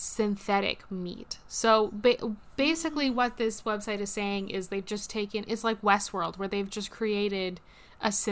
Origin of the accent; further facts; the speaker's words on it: Canada; We are Canadian